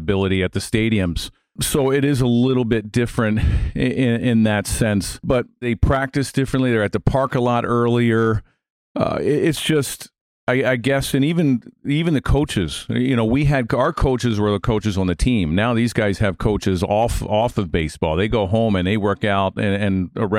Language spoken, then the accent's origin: English; Baltimore, Maryland, United States; I grew up in Baltimore, so I was a big Oriole fan